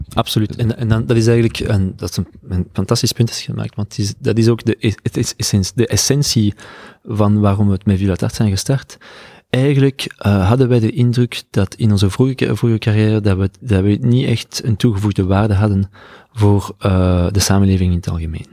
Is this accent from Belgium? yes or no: yes; Belgium; moved away as an adult; now in San Francisco, United States; ik ben van België